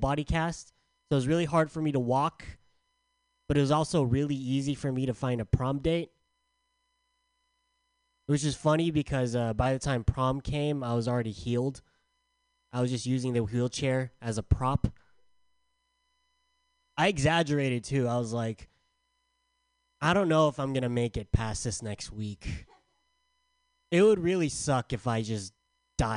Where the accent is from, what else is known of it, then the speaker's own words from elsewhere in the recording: San Diego, California, United States; I'm from San Diego